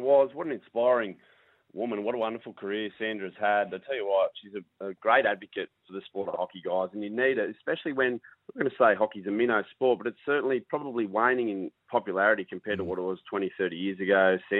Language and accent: English; Muswellbrook, New South Wales, Australia; That's where I grew up, born and raised in Muswellbrook. So I'm heading back for one of the first times in about 25 years.